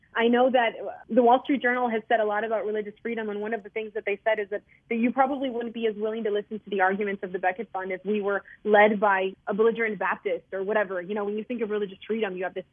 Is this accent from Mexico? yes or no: yes; Mexico; now in United States; I was born in Mexico